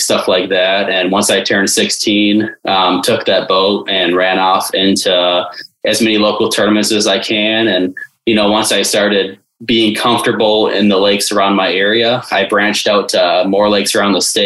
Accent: Detroit, Michigan, United States; I grew up in Metro Detroit, still live there today.

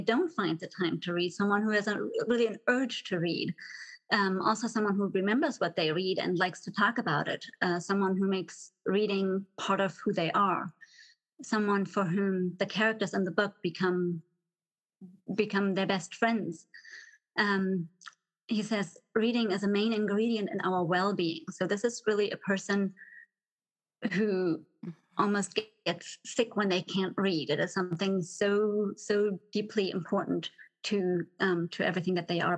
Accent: Germany; moved away as an adult; also born or lived in Texas; now in Dallas, United States; So I'm originally from Germany, grew up in Germany

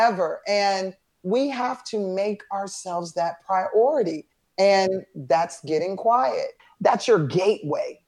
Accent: Atlanta, Georgia, United States; a wonderful experience growing up in Atlanta

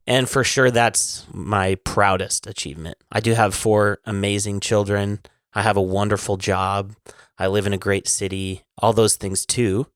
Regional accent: Kalispell, Montana, United States; I am from Callis Bell, Montana

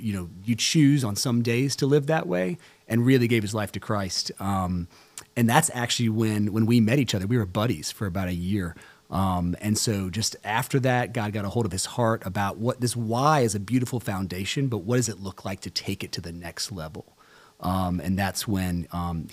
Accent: the South, United States; growing up in the South here

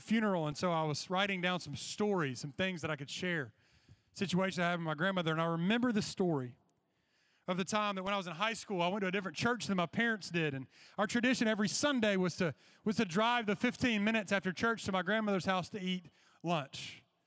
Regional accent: Georgia, United States; when I was growing up in Georgia

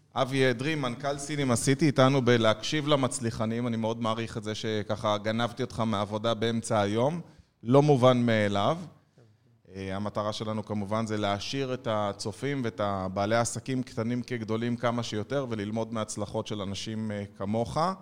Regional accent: Ness Ziona, Central District, Israel; אני יליד נס ציונה

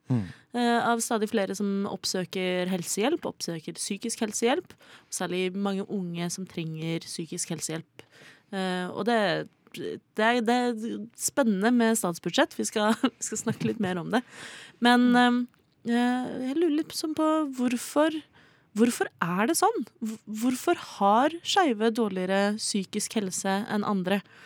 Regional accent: Oslo, Norway; jeg er fra Oslo

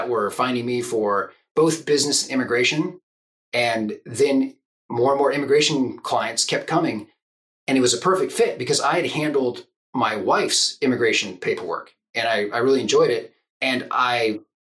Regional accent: Silicon Valley, Northern California, United States; moved away as an adult; also born or lived in Japan / Hungary; now in Oregon, United States; I grew up in Northern California in Silicon Valley

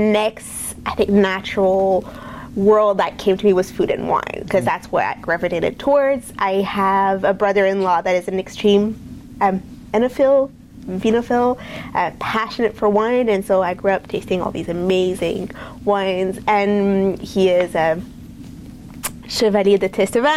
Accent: Montreal, Quebec, Canada; moved away as an adult; also born or lived in France; now in McMinnville, United States; I grew up in Montreal, so very much of a French influence in our culture

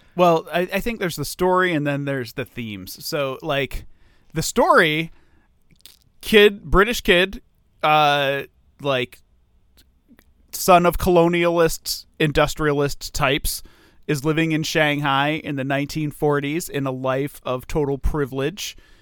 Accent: United States; as an American

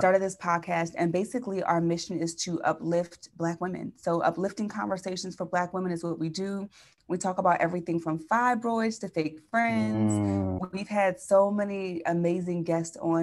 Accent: Chester, Pennsylvania, United States; moved away as an adult; also born or lived in San Diego, California; now in San Francisco, United States; I'm from Philly

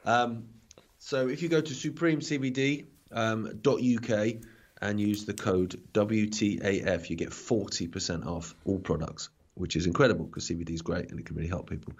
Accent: Isle of Wight, South East England, United Kingdom; when I was a kid, growing up on the Isle of Wight

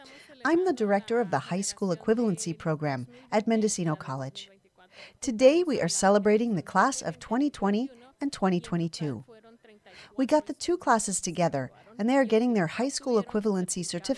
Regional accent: Mexico; English is a second language; now in United States; I am from Mexico, and there I didn't have the opportunity to go to school.

